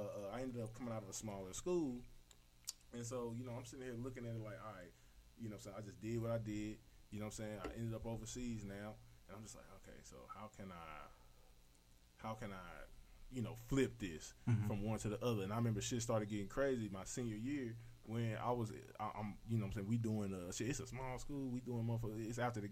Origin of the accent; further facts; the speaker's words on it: St. Louis, Missouri, United States; I was coming from the Lou